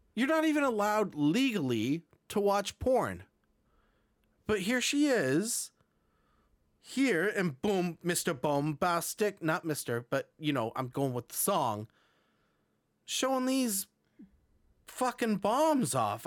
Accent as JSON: {"language": "English", "town": "Burlington", "region": "Ontario", "country": "Canada", "tie": "born or raised there", "said": "my hometown in Burlington, Ontario"}